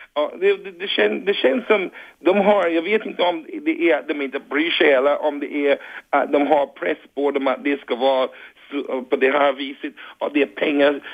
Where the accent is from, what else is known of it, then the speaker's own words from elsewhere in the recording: Barbados; Swedish is a second language; now in Rågsved, Sweden; jag kommer från Barbados